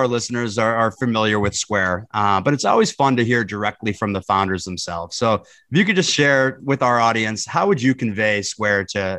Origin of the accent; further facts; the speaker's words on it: Minnesota, United States; I grew up in Minnesota. So we both have the Midwestern roots.